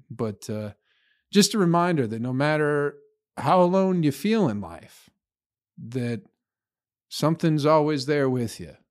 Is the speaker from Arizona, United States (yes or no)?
no; Michigan, United States; also born or lived in Flint, Michigan; now in Nashville, United States; I grew up in Michigan